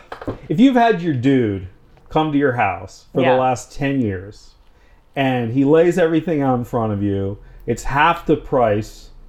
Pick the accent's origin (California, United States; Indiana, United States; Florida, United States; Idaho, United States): California, United States; Orange County; moved away; I'm from Orange County